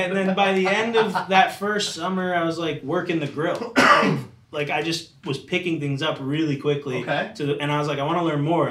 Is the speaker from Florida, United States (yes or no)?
yes; Palm Harbor, Florida, United States; also born or lived in Hollywood, Florida; I grew up in Tampa, the Tampa area, Palm Harbor